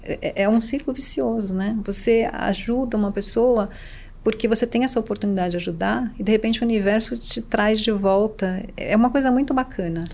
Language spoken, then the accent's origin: Portuguese; Brazil; also born or lived in New York / São Paulo; eu voltei para o Brasil é, é, em junho de 2002